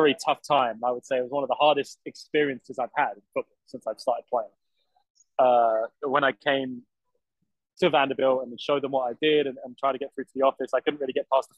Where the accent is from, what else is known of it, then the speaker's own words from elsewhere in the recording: United Kingdom; moved away as an adult; also born or lived in Durham; now in United States; I grew up in the United Kingdom my whole life, effectively.